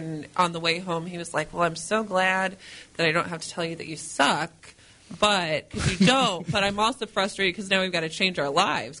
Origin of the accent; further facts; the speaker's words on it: Normal, Illinois, United States; moved away as an adult; now in St. Louis, United States; I'm from Normal, Illinois.